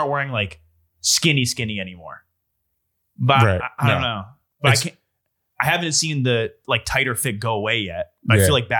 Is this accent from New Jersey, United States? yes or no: yes; New Jersey, United States; I'm a Central Jersey guy